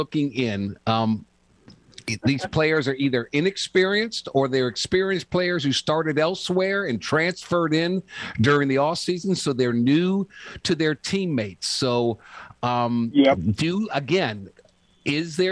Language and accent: English; New Orleans, Louisiana, United States; my hometown of New Orleans